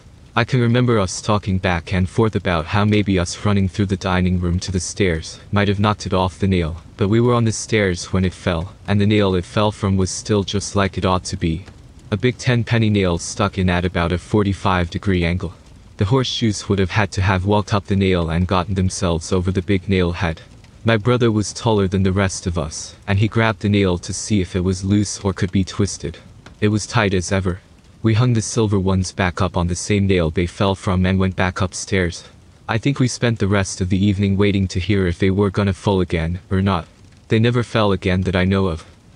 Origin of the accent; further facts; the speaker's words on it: Indiana, United States; A handful of odd things happened back in the house I grew up in Indiana.